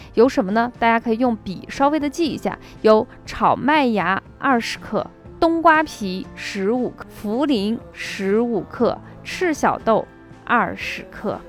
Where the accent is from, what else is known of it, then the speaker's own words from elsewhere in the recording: northern China, China; 我是北方人